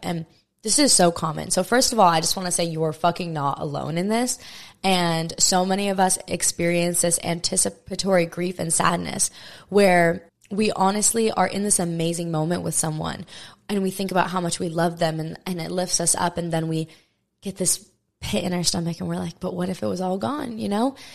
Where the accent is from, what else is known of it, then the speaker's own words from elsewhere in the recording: Maui, Hawaii, United States; born and raised on Maui, Hawaii